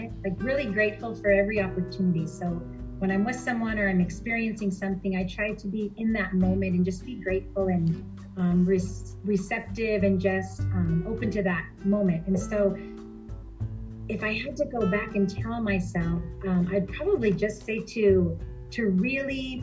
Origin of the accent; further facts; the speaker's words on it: Greenfield, California, United States; also born or lived in Fresno; I grew up in Greenfield here in Monterey County, California